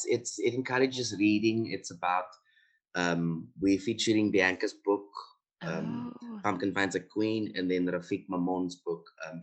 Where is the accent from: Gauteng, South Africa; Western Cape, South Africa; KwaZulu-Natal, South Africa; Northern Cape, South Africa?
Northern Cape, South Africa; Steinkopf; I'm from Steenkop, born and raised there.